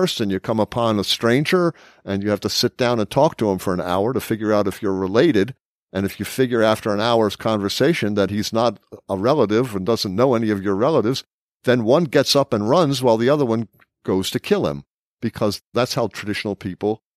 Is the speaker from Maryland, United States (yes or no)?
yes; Baltimore, Maryland, United States; growing up in Baltimore